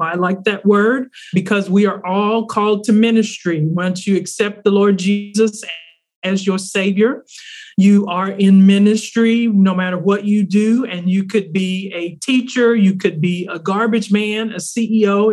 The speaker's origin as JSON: {"language": "English", "region": "Arkansas", "country": "United States", "tie": "born or raised there", "also_born_or_lived": "East Coast / Southeast", "moved": "yes", "lives_now": "North Carolina, United States", "said": "I am a Southern girl. I grew up in Arkansas and have lived mostly on the East Coast and Southeast for most of my life."}